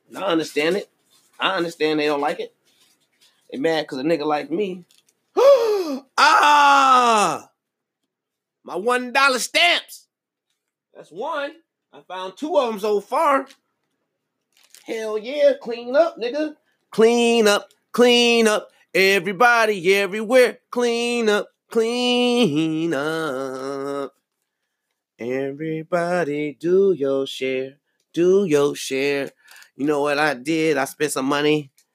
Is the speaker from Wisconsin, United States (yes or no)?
yes; Milwaukee, Wisconsin, United States; my hometown of Milwaukee, Wisconsin.